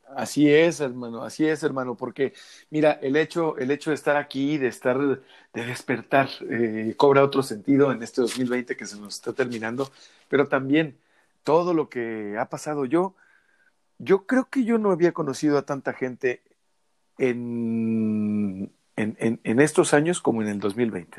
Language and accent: Spanish; Mexico; todas y todos somos mexicanos